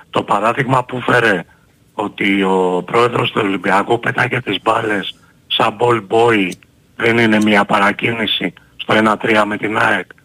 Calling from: Agioi Anargyroi, Attica, Greece; από Αγίους Αργύρους.

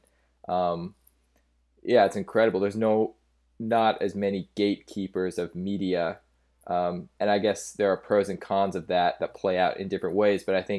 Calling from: Los Angeles, California, United States; I'm calling from Los Angeles, California, in my apartment. I've been living in LA for about 10 years now.

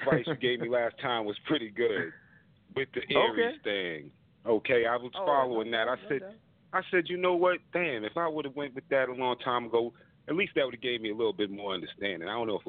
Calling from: Boston, Massachusetts, United States; I'm Boston, Beantown.

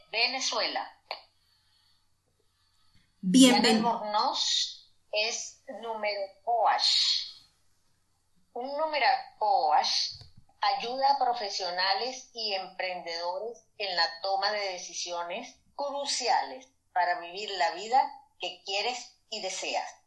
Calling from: Madrid, Community of Madrid, Spain; saludos desde Madrid, España

